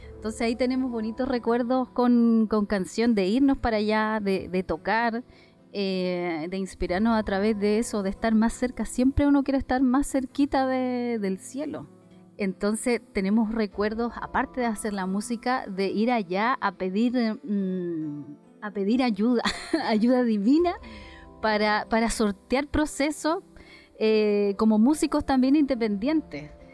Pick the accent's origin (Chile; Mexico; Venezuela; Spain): Chile; Tarapacá; Las fiestas que tenemos acá en el norte